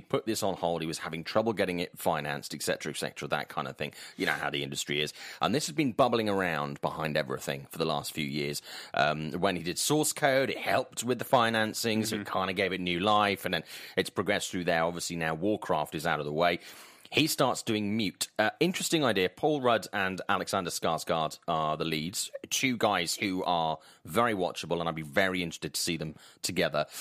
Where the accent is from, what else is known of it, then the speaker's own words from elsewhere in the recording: Swansea, Wales, United Kingdom; accent: Welsh lilt; my hometown of Swansea in South Wales